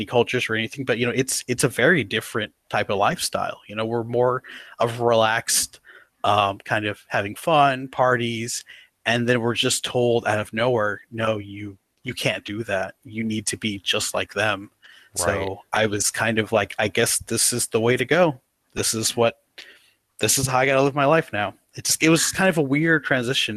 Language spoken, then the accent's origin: English; Dallas, Texas, United States; moved away as an adult; now in Oklahoma, United States; I'm from Dallas, Texas, you know. I grew up in Dallas, you know, for about, you know, 20, 24 years